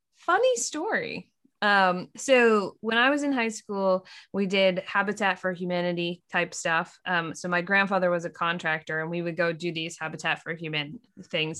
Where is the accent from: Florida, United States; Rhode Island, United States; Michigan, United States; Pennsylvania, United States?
Pennsylvania, United States; Lancaster; we grew up in Lancaster, Pennsylvania